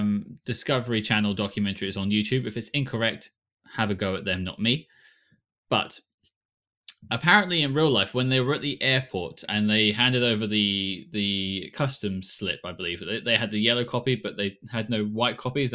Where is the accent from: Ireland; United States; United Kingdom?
United Kingdom